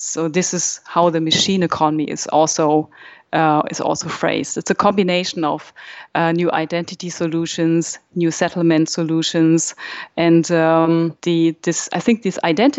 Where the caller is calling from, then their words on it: Berlin, Germany; I'm dialing in from Berlin